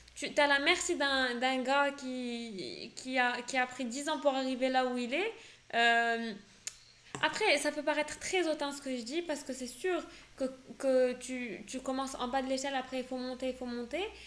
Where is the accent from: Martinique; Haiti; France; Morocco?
Morocco; born or raised there; first language French